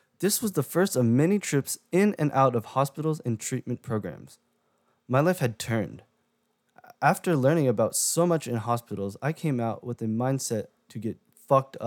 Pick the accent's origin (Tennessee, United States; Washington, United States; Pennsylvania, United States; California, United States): California, United States; also born or lived in Japan; I was brought back to California and lived here for the past 17 years of my life